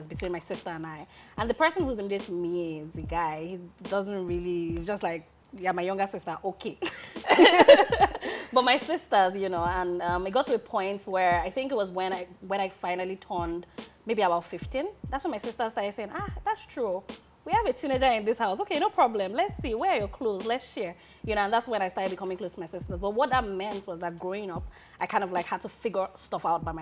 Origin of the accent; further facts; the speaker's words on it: Lagos, Nigeria; moved away as an adult; also born or lived in Abuja / Osun State; I grew up in Lagos